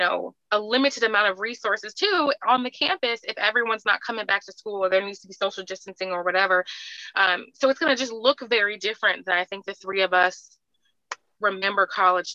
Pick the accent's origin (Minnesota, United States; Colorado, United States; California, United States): California, United States; moved away as an adult; also born or lived in Alabama; I grew up in California. I went to school in Alabama